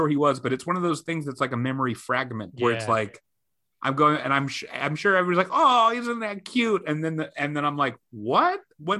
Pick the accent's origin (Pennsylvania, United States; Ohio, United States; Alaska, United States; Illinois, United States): Pennsylvania, United States; Pittsburgh; also born or lived in Queens, New York; now in New York, United States; I grew up in Pittsburgh.